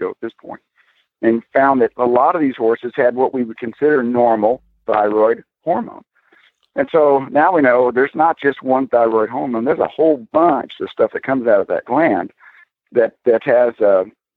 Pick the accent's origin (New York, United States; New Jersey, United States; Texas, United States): Texas, United States; accent: southern; also born or lived in Florida; now in Wilder, United States; I'm from Texas